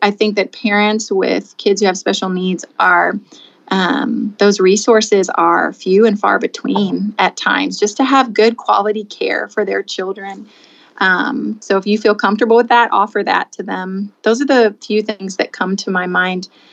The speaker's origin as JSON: {"language": "English", "town": "Anna", "region": "Illinois", "country": "United States", "moved": "yes", "lives_now": "Rector, Pennsylvania, United States", "said": "I'm from Southern Illinois, Southern Illinois, a small town called Anna"}